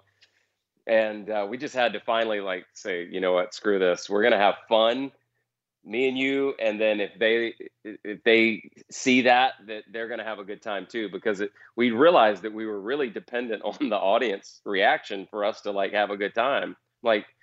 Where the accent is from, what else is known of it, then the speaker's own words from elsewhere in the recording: North Carolina, United States; moved away as an adult; now in Nashville, United States; where I grew up in North Carolina